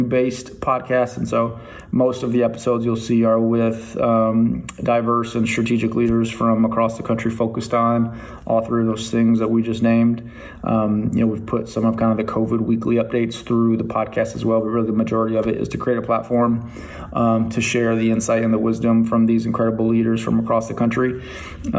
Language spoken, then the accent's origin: English; Toledo, Ohio, United States; moved away; growing up in Toledo, Ohio, shout out to public schools in Toledo, Ohio